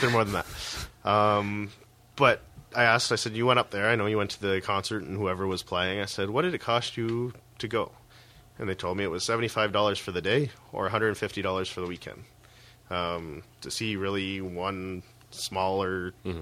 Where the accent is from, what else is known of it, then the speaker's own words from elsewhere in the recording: near Toronto, Ontario, Canada; moved away; I grew up near Toronto as well